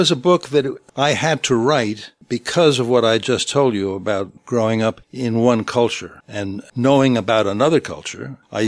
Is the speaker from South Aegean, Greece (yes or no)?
yes; Syros, South Aegean, Greece; accent: Syros waterfront; first language Greek; English is a second language; also born or lived in London, United Kingdom; I was born in London, and I came to Greece when I was about 6 months old. And the first language I spoke was Greek. And I've spoken in Syros, of the island of Syros.